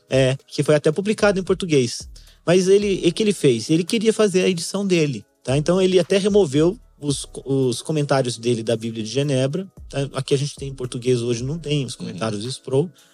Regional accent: São José dos Campos, São Paulo, Brazil; Eu sou nascido criado em São José dos Campos

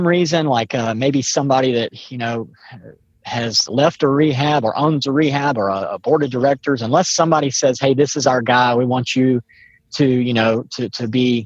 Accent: Mobile, Alabama, United States; I'm from Mobile, Alabama

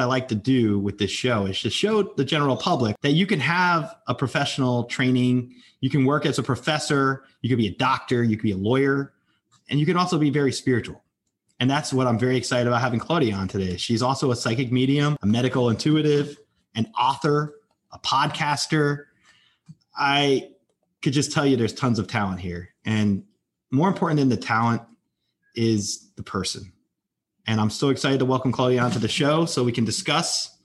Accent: Lodi, New Jersey, United States; now in Tampa, United States; where I grew up in New Jersey. I'm from Lodi, New Jersey.

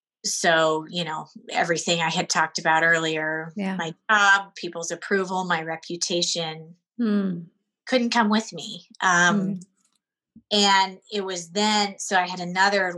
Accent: Seattle, Washington, United States; moved away as an adult; now in Connecticut, United States; I grew up in Seattle, so I was raised on the West Coast, very used to that culture.

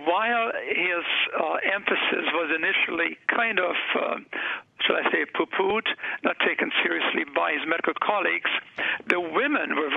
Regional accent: Germany; moved away as an adult; now in North America; I grew up in Germany

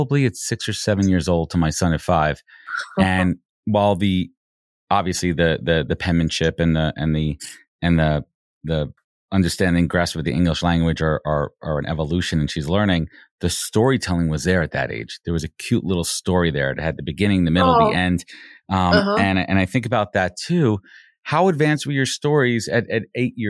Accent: New York City, New York, United States; now in Long Island, United States; I moved from – Long Island, from Brooklyn to Long Island when I was 12

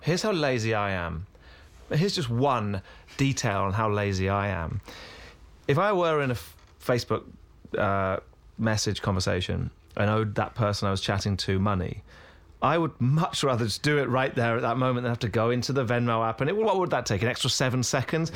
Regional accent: United Kingdom; now in United States; I'm British

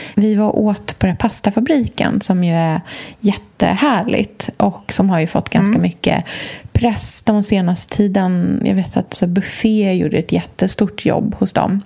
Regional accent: Östergötland, Sweden; moved away; på landet i Östergötland, där jag kommer ifrån.

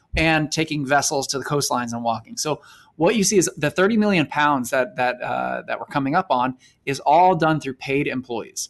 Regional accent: South Florida, United States; growing up in South Florida

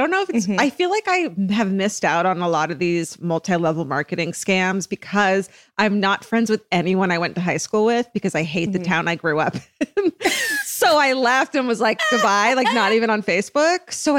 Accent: Orange County, California, United States; moved away; I'm from Orange County and I hated it.

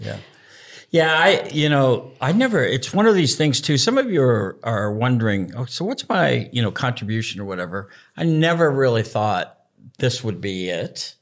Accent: United States; being American

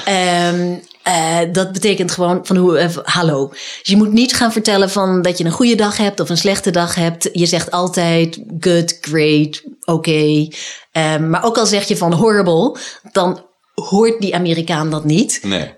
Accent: Netherlands; moved away as an adult; now in United States; als Nederlander

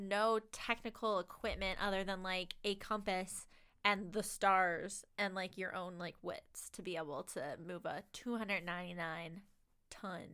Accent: Lunenburg, Nova Scotia, Canada; I'm from Lunenburg

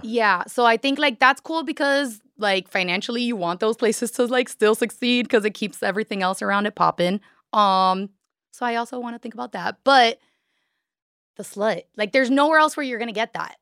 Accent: Miami, Florida, United States; I'm from Miami

